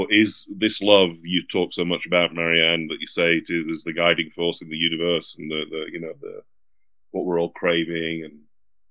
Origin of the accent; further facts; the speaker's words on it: United Kingdom; now in United States; I'm British